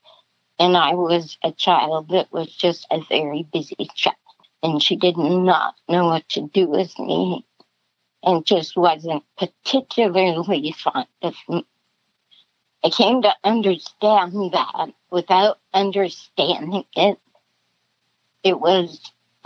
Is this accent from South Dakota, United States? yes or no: yes; South Dakota, United States; I was born in 1953 in South Dakota. Typical Midwest family, hard workers.